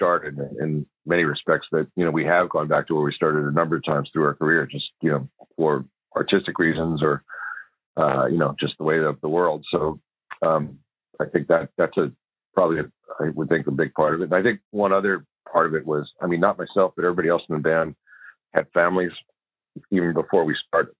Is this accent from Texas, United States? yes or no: no; Philadelphia, Pennsylvania, United States; moved away; also born or lived in Los Angeles; I grew up in Philadelphia